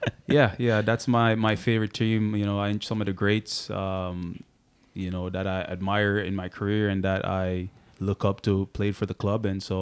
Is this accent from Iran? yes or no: no; Jamaica; I played as a center back growing up in Jamaica